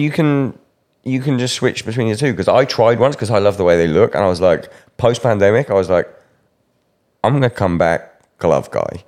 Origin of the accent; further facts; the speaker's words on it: United Kingdom; me being British